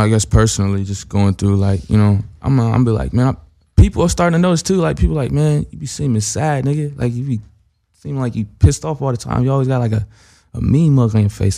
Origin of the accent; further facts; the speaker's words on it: Ohio, United States; I'm from Ohio